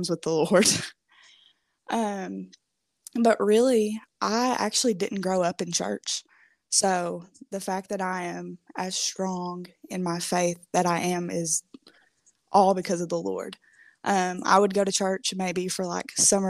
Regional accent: Kentucky, United States; moved away as an adult; also born or lived in Minnesota; I'm from Kentucky, but I went to college in Minnesota.

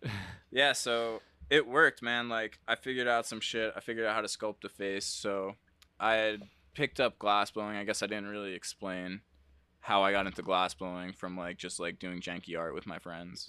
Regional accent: New Jersey, United States; moved away as an adult; also born or lived in Massachusetts; I'm from Jersey

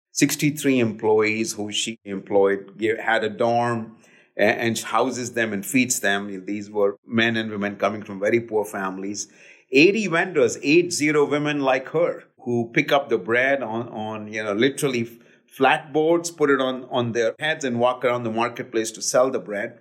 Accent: Delhi, India; now in United States; I grew up in India

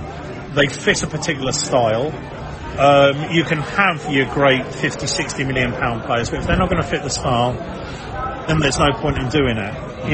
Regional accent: Brighton, South East England, United Kingdom; I'm from Brighton, you know, who knows what goes.

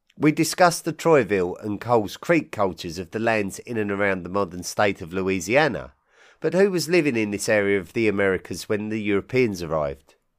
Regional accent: England, United Kingdom; I'm an Englishman

